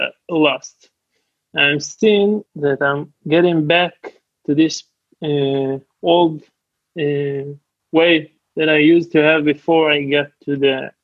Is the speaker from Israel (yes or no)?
yes; Israel; English is a second language; I'm a sexaholic from Israel.